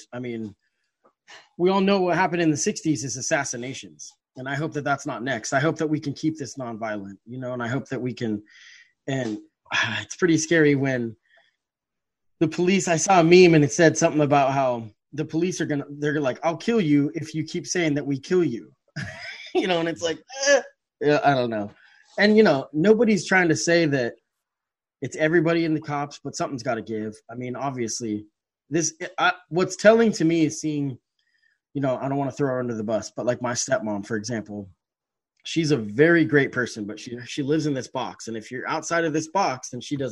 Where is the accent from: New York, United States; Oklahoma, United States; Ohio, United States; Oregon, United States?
Oregon, United States; growing up in Oregon